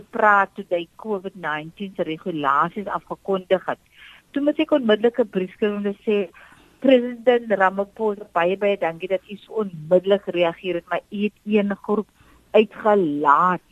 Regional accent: South Africa

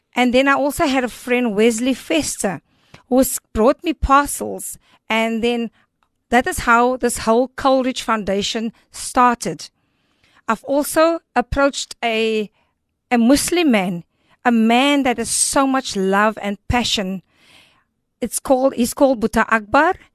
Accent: Cape Town, Western Cape, South Africa; I've been born and raised in Elsis River

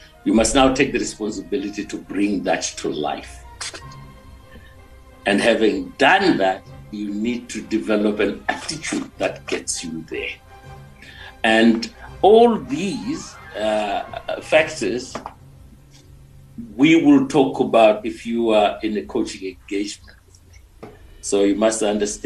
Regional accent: Mutare, Manicaland, Zimbabwe; moved away as an adult; also born or lived in Johannesburg; I was born in Mutare, grew up there, and my mom was a school teacher

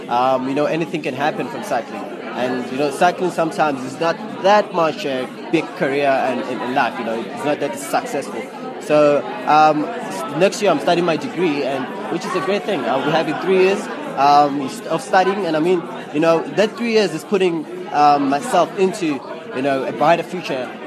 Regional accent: Diepsloot, Gauteng, South Africa; I'm, I'm from Diepsloot, but I made it to the World, World Championships.

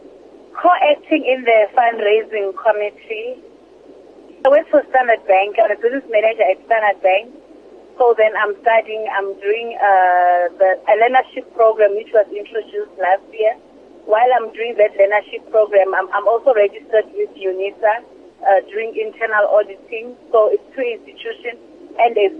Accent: Gauteng, South Africa; I'm from Gauteng

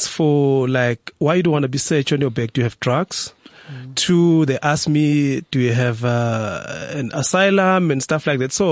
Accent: South Africa; I am a South African. Yeah. Maybe they did so because I'm a dark skinned person.

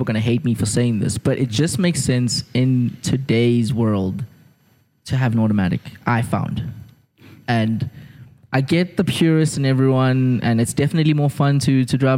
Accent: Durban, KwaZulu-Natal, South Africa; I'm from Durban

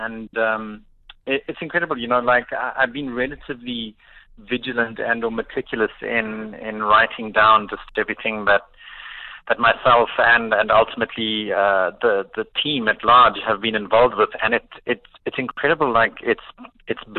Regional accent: Pretoria, Gauteng, South Africa; I grew up in Pretoria and kind of finished high school in the early 90s

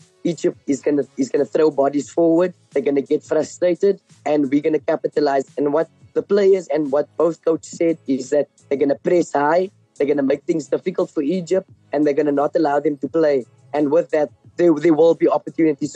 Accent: South Africa; as a South African

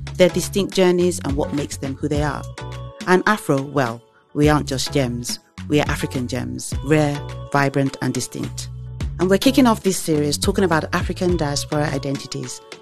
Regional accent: England, United Kingdom; I was born and raised in the U K

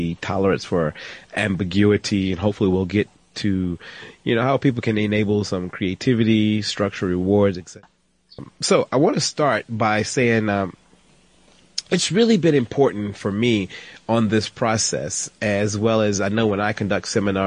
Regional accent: United States; Growing up in America, you know, I got my learner's permit at 15 years old

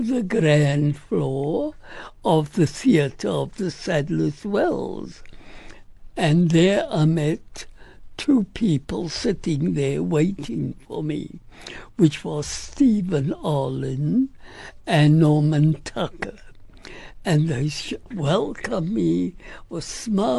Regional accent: South Africa; being an South African and me from South Africa

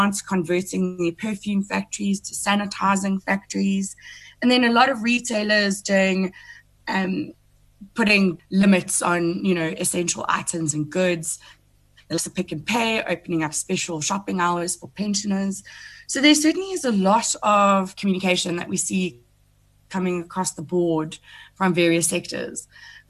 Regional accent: Welkom, Free State, South Africa; I'm a small town girl, because I come from Welkom in the Free State

